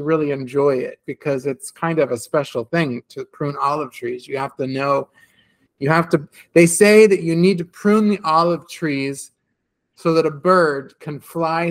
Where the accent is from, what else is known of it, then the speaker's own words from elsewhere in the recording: California, United States; when I grew up in California